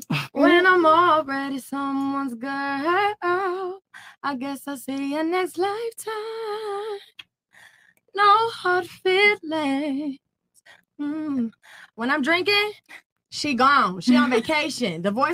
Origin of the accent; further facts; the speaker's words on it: Hollywood, Florida, United States; I'm from Broward, like Hollywood area.